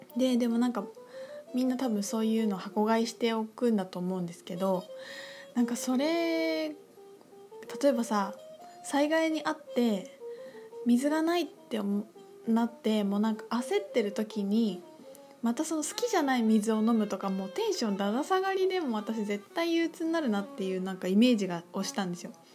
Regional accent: Aichi, Japan; 私愛知県で育ったんですけど

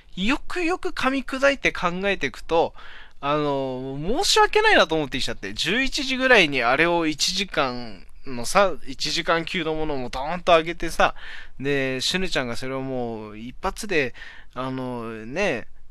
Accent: Aomori, Japan; 俺の地元 のね、青森

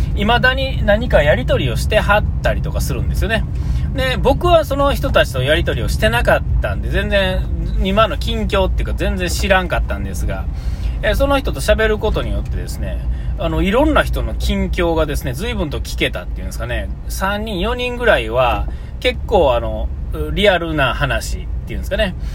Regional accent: Nara, Japan; 僕奈良ですから

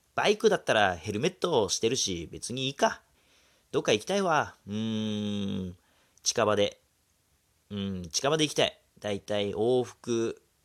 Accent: Hokkaido, Japan; 僕ら道民

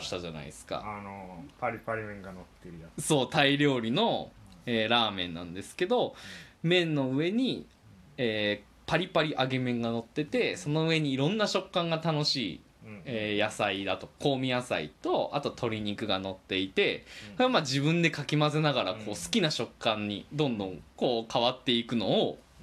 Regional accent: Kansai, Japan; now in Tokyo, Japan; 実際関西にその後帰省で帰ると

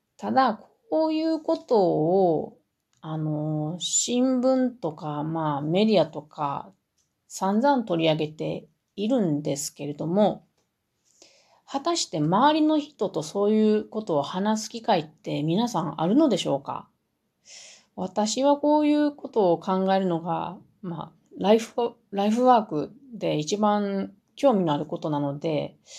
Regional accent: Mie, Japan; 私のふるさとの三重県

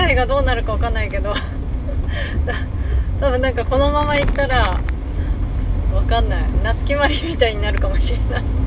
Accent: Hakodate, Hokkaido, Japan; now in Saitama, Japan; 地元の北海道に帰っているかもしれないし

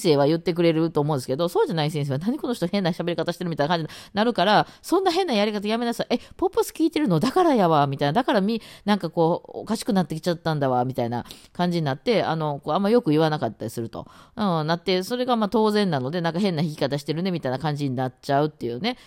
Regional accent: Osaka, Japan; accent: Osaka dialect; first language Osaka dialect; 私がネイティブが大阪弁

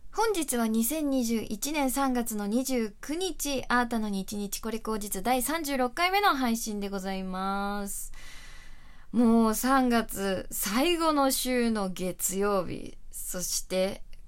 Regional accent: Chofu, Tokyo, Japan; まあ私の地元の調布も

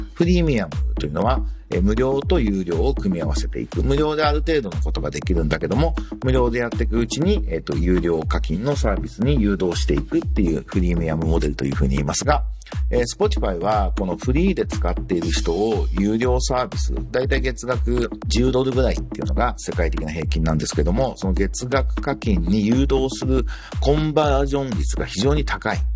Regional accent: Tokyo, Japan; もともとは東京で生まれ

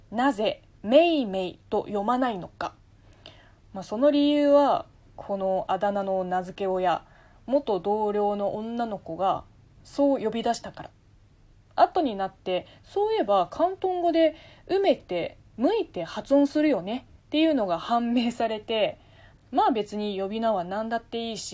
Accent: Taizhou, Zhejiang, China; Japanese is a second language; moved away as an adult; now in Japan; 私中国の浙江省出身です、まあ、上海の南側と隣接している日本でいうと県ですね浙江省には11の市がありましてその中の大衆市

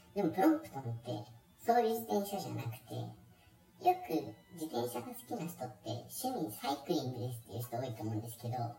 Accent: Shizuoka, Japan; moved away; also born or lived in Kanto; 僕ねあの出身 は静岡なんですけど

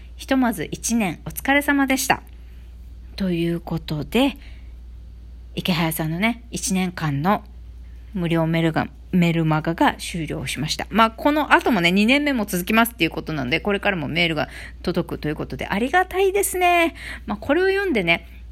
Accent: Okinawa, Japan; born or raised there

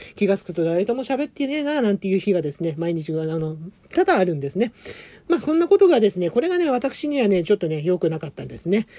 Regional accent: Adachi, Tokyo, Japan; 生まれも育ちも東京は足立区でございます

